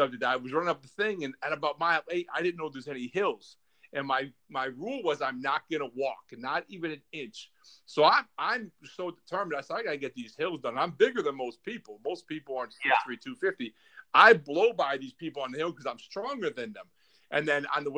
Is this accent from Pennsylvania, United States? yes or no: yes; Scranton, Pennsylvania, United States; now in Virginia, United States; I'm from Scranton too. I live in Virginia